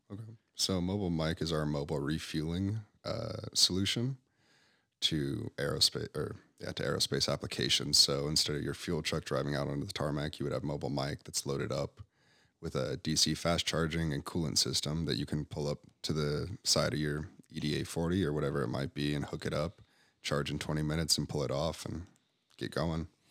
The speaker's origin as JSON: {"language": "English", "town": "Park City", "region": "Utah", "country": "United States", "tie": "born or raised there", "also_born_or_lived": "Visalia, California / Montana / California", "said": "I grew up in Park City, Utah"}